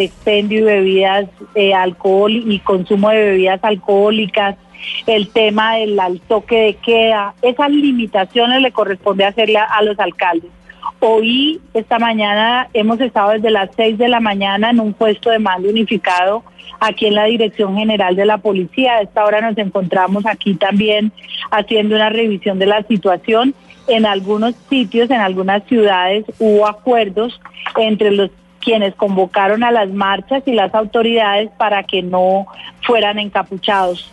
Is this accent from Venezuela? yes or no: no; Colombia; todos somos colombianos